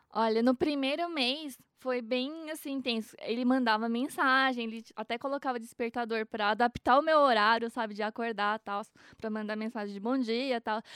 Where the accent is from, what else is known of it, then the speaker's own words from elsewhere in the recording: Mogi das Cruzes, São Paulo, Brazil; also born or lived in Japan; eu sou de Mogi